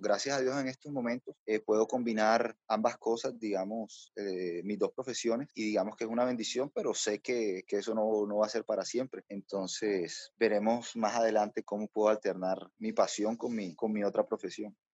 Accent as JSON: {"language": "Spanish", "town": "Barranquilla", "region": "Atlántico", "country": "Colombia", "also_born_or_lived": "Bogotá", "said": "yo soy barranquillero"}